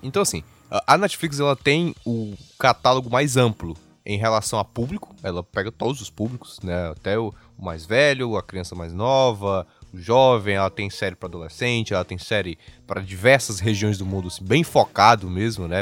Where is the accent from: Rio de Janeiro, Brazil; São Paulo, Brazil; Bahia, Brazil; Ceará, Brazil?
Ceará, Brazil; Fortaleza; nós somos de Fortaleza.